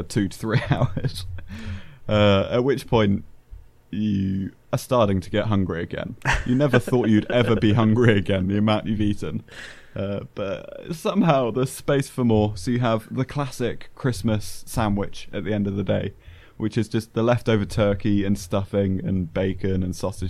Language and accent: English; United Kingdom; accent: southern British; a very southern British thing that we just are awful at showing excitement